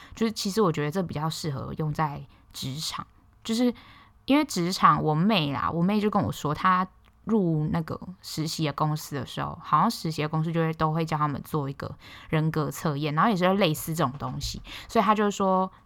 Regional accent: Hualien, Hualien County, Taiwan; “啊，你哪里人？”我说：“花莲人啊。”

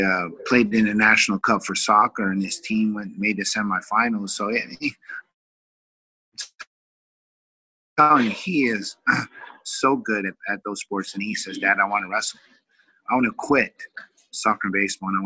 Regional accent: Vallejo, California, United States; moved away as an adult; also born or lived in Oklahoma; now in Orange County, United States; we moved to California back close to my hometown, which is Vallejo

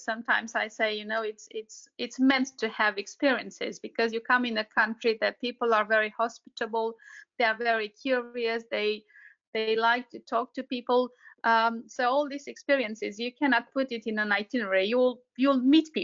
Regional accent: central east Romania, Romania; I'm from Romania, yes. Did my school here, and yeah, born and raised.

